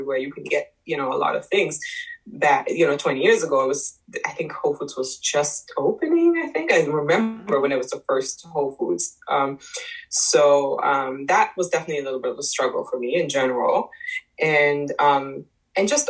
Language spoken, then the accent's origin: English; Germany; moved away as an adult; now in United States; I was born in Germany raised there. I went to school there. I moved to the U.S. when I was 20.